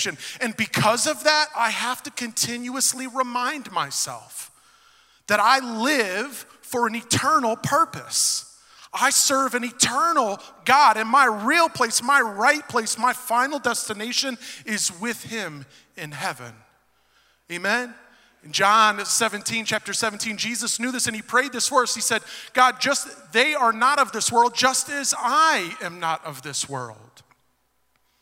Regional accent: Detroit, Michigan, United States; moved away as an adult; now in Knoxville, United States; I was born and raised in Southwest Detroit.

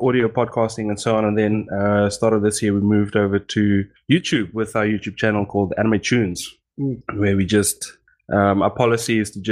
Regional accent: South Africa; first language Afrikaans; English is a second language; we are from the southern tip in Africa, in a country called South Africa

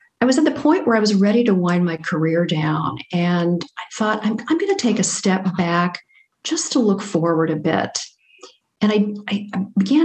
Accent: Cincinnati, Ohio, United States; when I was a teenager growing up in Cincinnati, Ohio

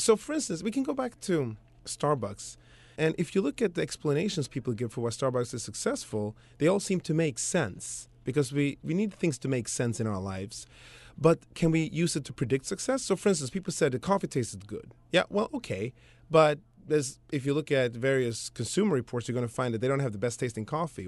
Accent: Sweden; now in United States; I grew up in Sweden that way, and ultimately came over to the States

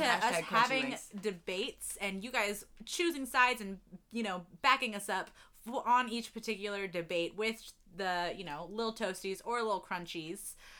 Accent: Matthews, North Carolina, United States; I grew up in North Carolina, Matthews, North Carolina, for anyone who's familiar.

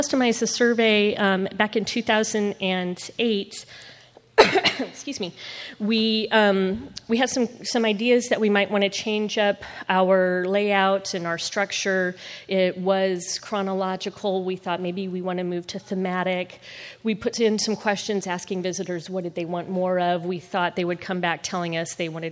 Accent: Nebraska, United States; now in Memphis, United States; I'm from Nebraska originally

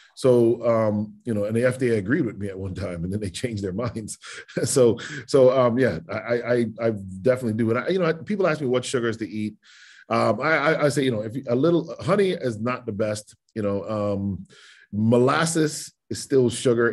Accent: United States; as an American who votes and loves my country

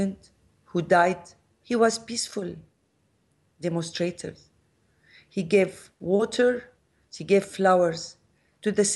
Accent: Damascus, Damascus Governorate, Syria; moved away; I'm from Damascus, and I raised and live very close to the street called Strait.

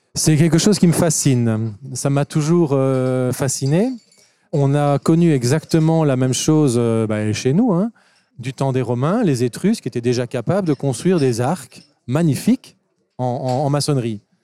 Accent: Wallonia, Belgium; chez nous en Belgique ou en Wallonie

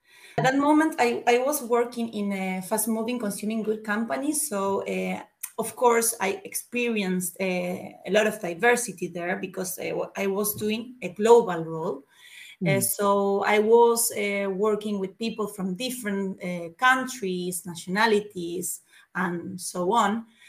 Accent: Argentina; moved away; I am originally from Latin America. I'm from Argentina.

